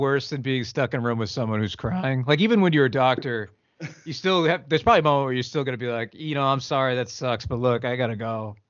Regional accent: New England, United States; I'm from New England and I came from a long line of people who were taught to bury their feelings

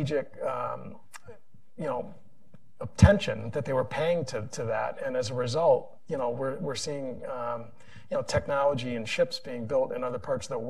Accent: Connecticut, United States; I come from Connecticut. We're an aerospace state

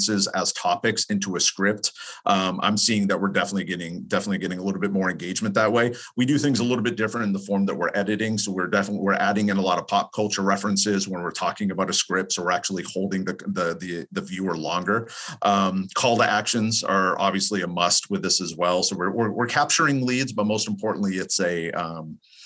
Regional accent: East Coast, United States; now in California, United States; I'm from the East Coast, live in California

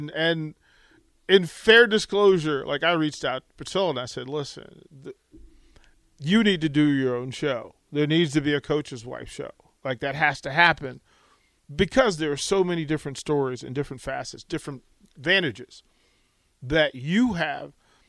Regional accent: Washington, District of Columbia, United States; also born or lived in Utah; now in Lincoln, United States; I'm originally from D.C.

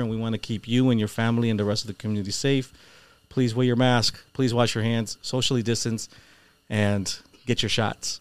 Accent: Holyoke, Massachusetts, United States; We grew up poor. We didn't have a lot of money. We grew up in South Holyoke on Summer Street

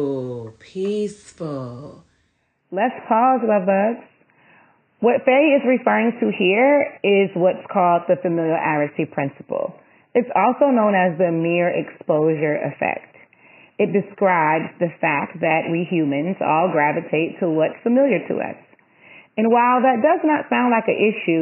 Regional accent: the South, United States; I'm a Southern Belle

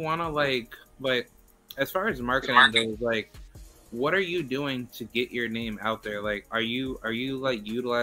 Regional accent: Albany, New York, United States; moved away as an adult; now in Florida, United States; I recently moved out here to Florida from New York because I'm from Albany

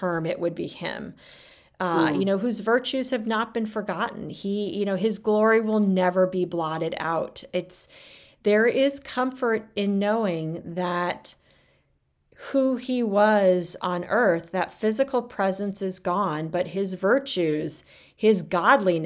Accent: Arizona, United States; moved away as an adult; also born or lived in South Bend; I grew up in Arizona. It was far from home

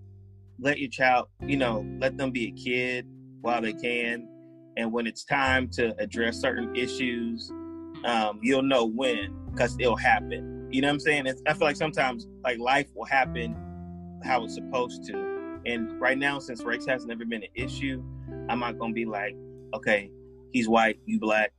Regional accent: Powder Springs, Georgia, United States; I grew up in Powder Springs, and my parents moved to that city in the late 80s

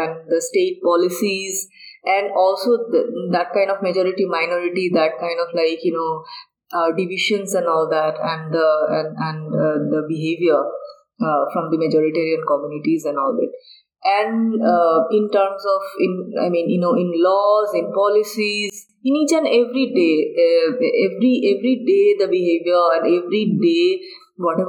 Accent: Bangladesh; now in India; I'm from Bangladesh. I'm originated from Bangladesh. But I have taken Indian citizenship now.

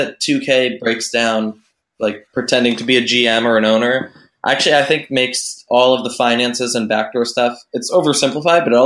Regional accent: Boston, Massachusetts, United States; I grew up in Boston

